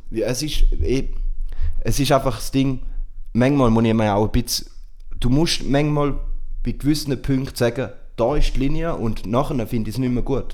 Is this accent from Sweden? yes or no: no; Switzerland; bei uns in der Schweiz